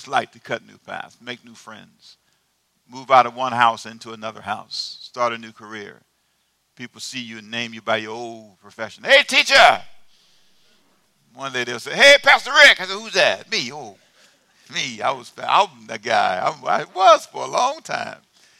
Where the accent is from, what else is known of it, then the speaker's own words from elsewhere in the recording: Los Angeles, California, United States; also born or lived in Savannah; Who was born in Savannah? I was. Okay. But I was raised in Los Angeles.